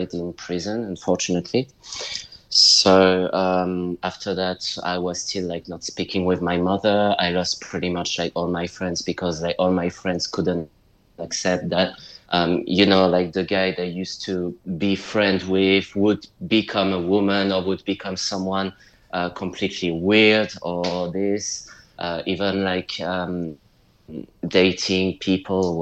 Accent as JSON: {"language": "English", "country": "United Kingdom", "also_born_or_lived": "France / London", "said": "I'm a British-French writer, but more British than French. I'm living in London, so United Kingdom."}